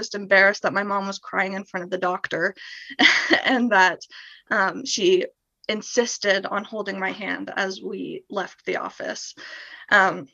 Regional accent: St. Louis, Missouri, United States; moved away as an adult; I'm from St. Louis, Missouri.

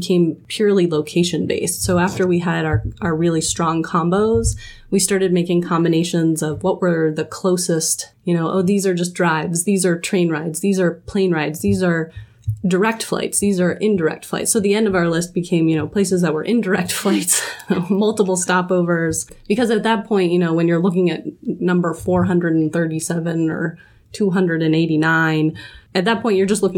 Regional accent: Denver, Colorado, United States; Jake and I were both born and raised in Denver

